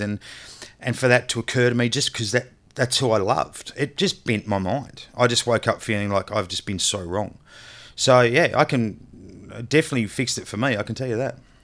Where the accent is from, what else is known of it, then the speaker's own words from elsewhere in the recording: Australia; I'm an Australian